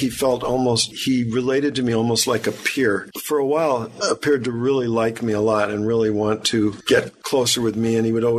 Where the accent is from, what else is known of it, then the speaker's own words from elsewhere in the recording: Beverly Hills, California, United States; I grew up in Beverly Hills.